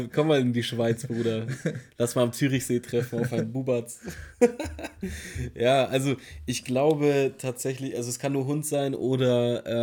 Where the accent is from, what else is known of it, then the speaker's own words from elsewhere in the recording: Germany; Wir sind Deutsche. In Deutschland.